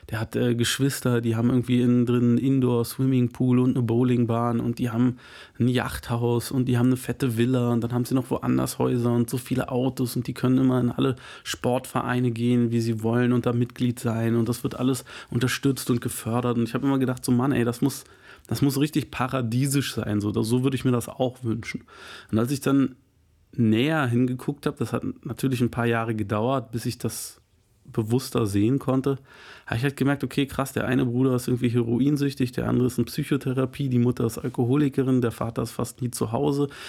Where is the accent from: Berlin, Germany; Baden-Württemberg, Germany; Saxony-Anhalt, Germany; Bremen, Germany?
Berlin, Germany; Ich selber bin aufgewachsen in Zehlendorf, das ist einer der reichsten Bezirke, gilt als einer der reichsten Bezirke, aber es ist ein, ein riesen, riesengroßer Bezirk